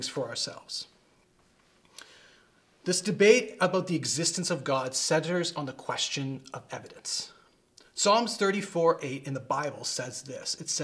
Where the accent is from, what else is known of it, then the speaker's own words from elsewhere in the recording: Vancouver, British Columbia, Canada; I grew up around Vancouver